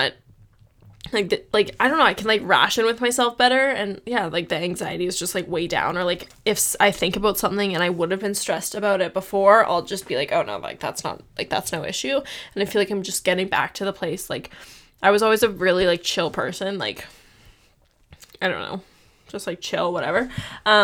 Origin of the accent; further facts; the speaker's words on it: Canada; we're from Canada